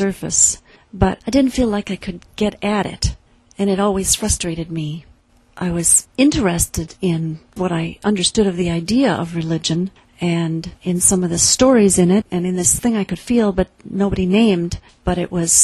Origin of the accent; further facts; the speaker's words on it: the middle of Iowa, United States; moved away; I grew up in the Presbyterian Church in the middle of Iowa